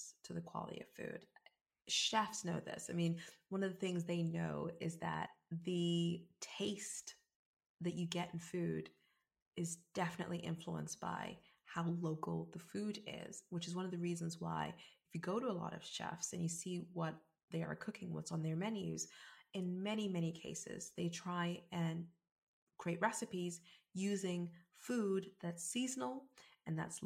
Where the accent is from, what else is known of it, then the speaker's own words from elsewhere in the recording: South Africa; now in United Kingdom; as someone that's from South Africa and someone that is 100% African biologically, even though I am British